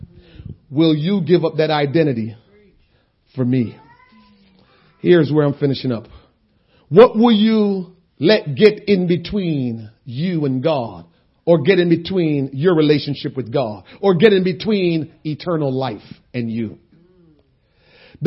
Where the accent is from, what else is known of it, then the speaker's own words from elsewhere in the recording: Jamaica; moved away; also born or lived in Princeton, New Jersey / Trenton, New Jersey; I'm Jamaican